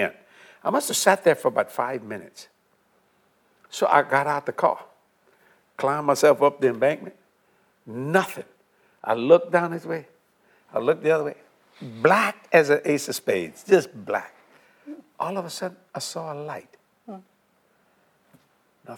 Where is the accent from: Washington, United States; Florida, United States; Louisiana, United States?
Louisiana, United States; South; we're from South Louisiana